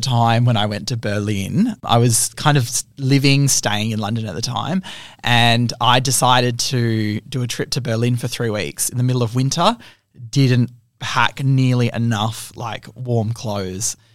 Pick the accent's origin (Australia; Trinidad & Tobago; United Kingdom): Australia; I'm from Australia.